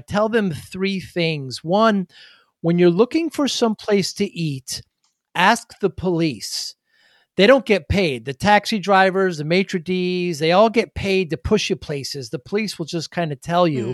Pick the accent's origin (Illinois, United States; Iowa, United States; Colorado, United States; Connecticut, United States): Connecticut, United States; New Haven; I'm from the Northeast, from New Haven.